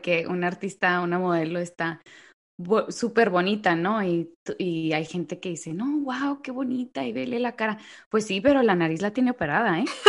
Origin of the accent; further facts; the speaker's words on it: Mexico; now in United States; somos así los mexicanos